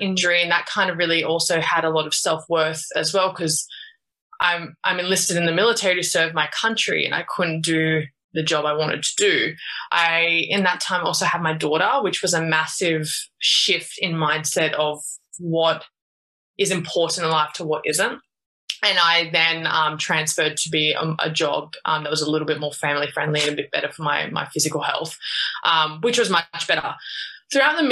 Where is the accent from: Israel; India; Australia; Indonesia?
Australia; Sydney, New South Wales; I grew up in Australia, in Sydney